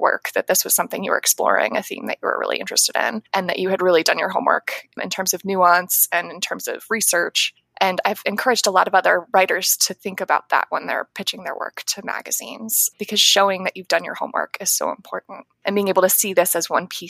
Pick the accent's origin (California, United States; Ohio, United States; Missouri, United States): Ohio, United States; also born or lived in New York City, United States; I moved to Ohio when I was about 9 years old